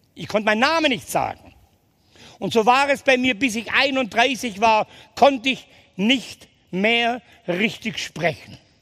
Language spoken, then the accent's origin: German; Ulm, Baden-Württemberg, Germany; Geboren bin ich in Ulm